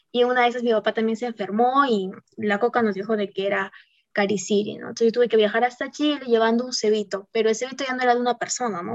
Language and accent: Spanish; Puno, Peru; moved away; me iba a mi tierra, mi rico puno